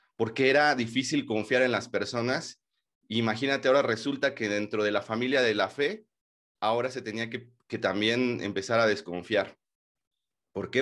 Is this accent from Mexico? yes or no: yes; Mexico; como mexicanos